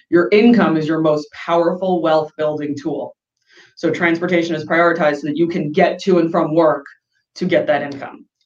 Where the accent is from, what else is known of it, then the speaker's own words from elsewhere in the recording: East Coast, United States; because I'm from the East Coast, I have people visit me all the time, I want that second bedroom.